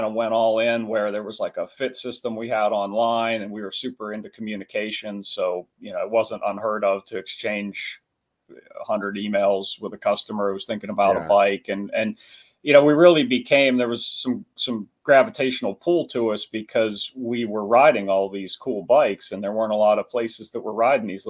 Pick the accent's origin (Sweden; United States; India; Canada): United States; East Coast; moved away as an adult; also born or lived in southwestern Pennsylvania; growing up on the East Coast